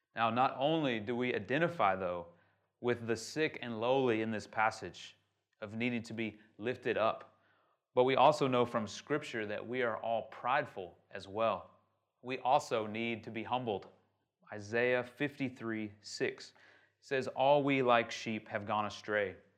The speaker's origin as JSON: {"language": "English", "country": "United States", "moved": "yes", "lives_now": "Shanghai, China", "said": "I'm from America"}